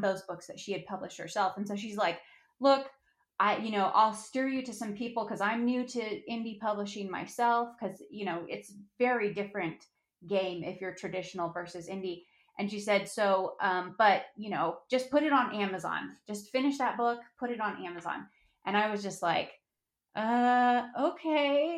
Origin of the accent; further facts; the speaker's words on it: Durango, Colorado, United States; I'm a Colorado native. I'm from Durango, Colorado.